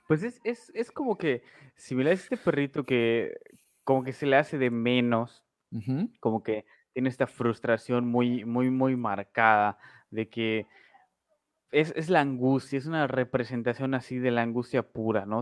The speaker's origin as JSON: {"language": "Spanish", "country": "Mexico"}